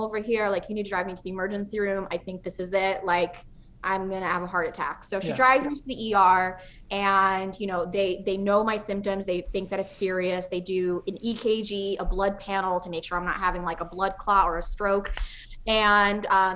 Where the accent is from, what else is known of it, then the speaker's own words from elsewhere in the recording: Czechia; moved away; I'm from Czech Republic